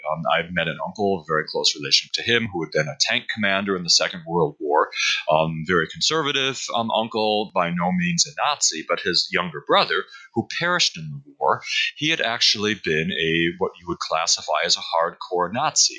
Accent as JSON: {"language": "English", "town": "Buffalo", "region": "New York", "country": "United States", "tie": "born or raised there", "moved": "yes", "said": "the university in my hometown"}